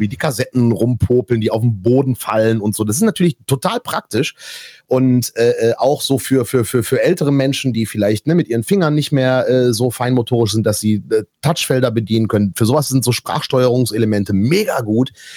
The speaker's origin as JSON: {"language": "German", "town": "Erkrath", "region": "North Rhine-Westphalia", "country": "Germany", "tie": "born or raised there", "said": "hier in, in Erkrath, meiner Heimatstadt."}